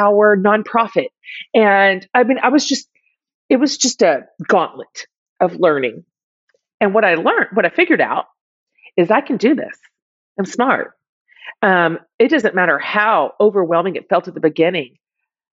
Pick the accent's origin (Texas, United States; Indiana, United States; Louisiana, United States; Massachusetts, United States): Texas, United States; I'm from Texas